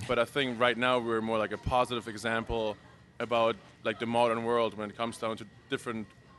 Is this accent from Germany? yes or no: yes; Germany; moved away as an adult; also born or lived in North Carolina; now in United States; I'm originally from Germany. Came here 6 years ago. Went to NC State.